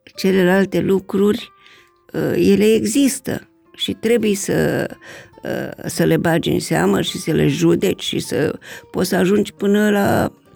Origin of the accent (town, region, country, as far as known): Romania